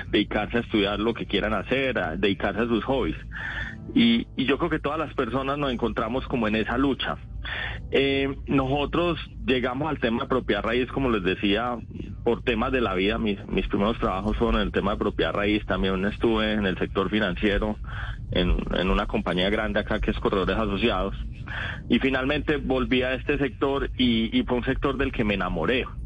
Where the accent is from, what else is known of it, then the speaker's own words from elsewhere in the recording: Paisa region, Antioquia, Colombia; accent: paisa; se me nota que soy paisa y, vivo enamorado de esta región.